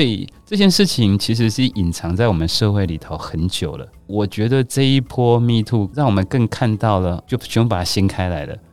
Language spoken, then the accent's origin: Chinese; Taiwan; 我觉得我们台湾人都对于很多事情保持着更开放的心态